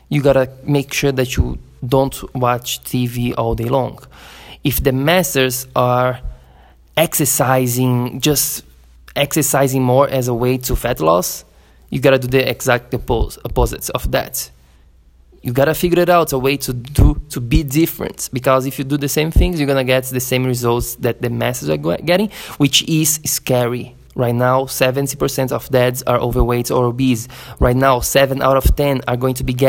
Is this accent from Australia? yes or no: no; Florianópolis, Santa Catarina, Brazil; my hometown, Florianópolis, in Brazil